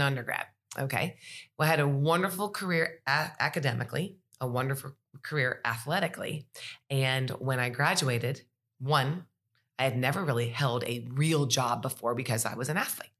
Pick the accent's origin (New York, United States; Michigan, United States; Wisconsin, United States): Michigan, United States; Sterling Heights; moved away as an adult; now in Tuscaloosa, United States; I'm originally from Sterling Heights, Michigan